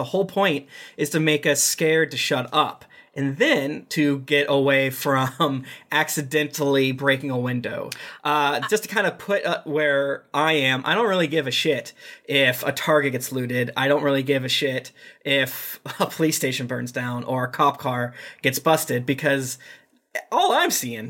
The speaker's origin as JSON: {"language": "English", "town": "Boston", "region": "Massachusetts", "country": "United States", "said": "And I'm from Boston."}